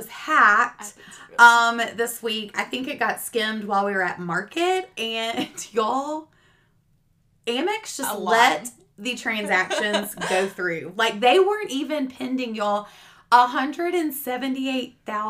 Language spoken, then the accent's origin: English; Alabaster, Alabama, United States; also born or lived in Auburn, Alabama; I grew up in Alabaster, Alabama